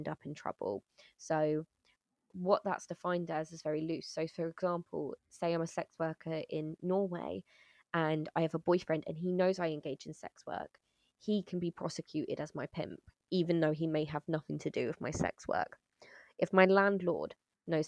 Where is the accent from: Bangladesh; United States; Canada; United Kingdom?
United Kingdom; moved away as an adult; now in Netherlands; my experience as a British person coming into the Netherlands